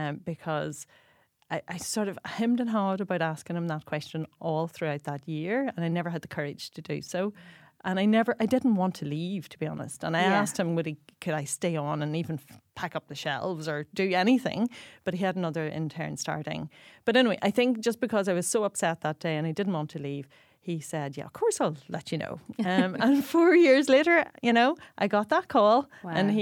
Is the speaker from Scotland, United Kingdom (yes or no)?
no; Northern Ireland, United Kingdom; moved away as an adult; now in Dublin, Ireland; So I hail from County Tyrone, from the hills of the Spearn Mountains, and I came to Dublin to study pharmacy.